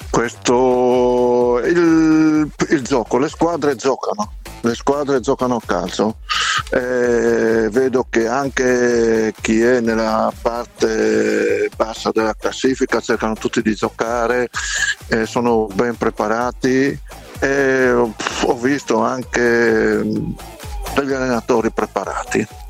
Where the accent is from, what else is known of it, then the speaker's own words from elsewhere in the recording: Savorgnano, Friuli-Venezia Giulia, Italy; sono di Savorniano